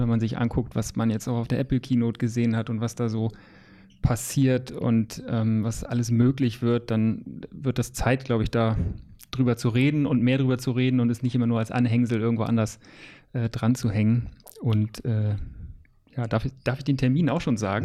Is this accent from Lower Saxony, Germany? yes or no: yes; Lower Saxony, Germany; now in Hamburg, Germany; Ich bin ja auch Niedersachse eigentlich gebürtig